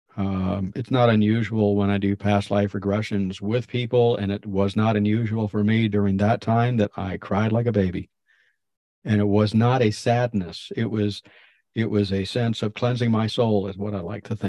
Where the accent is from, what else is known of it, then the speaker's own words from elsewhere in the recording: Florida, United States; moved away as an adult; also born or lived in Maine; I was moved out of Florida, my home state, and I was up in Maine living with Kenny